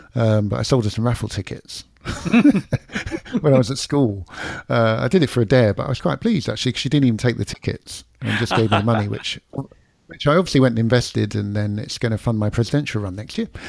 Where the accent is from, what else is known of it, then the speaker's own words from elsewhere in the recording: London, United Kingdom; accent: London; now in Florida, United States; I'm in Florida now, and people will, uh, f, still to this day, I, I slow down how I speak. I, I try and, you know, I've still got the London accent